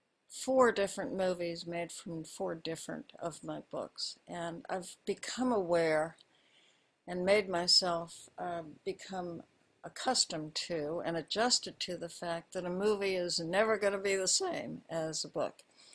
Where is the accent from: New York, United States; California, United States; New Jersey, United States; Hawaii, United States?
Hawaii, United States; Honolulu; born there; As you said, I was born in Hawaii. My father was a career military officer. He was in the Army all his adult life. And so I was born in Honolulu.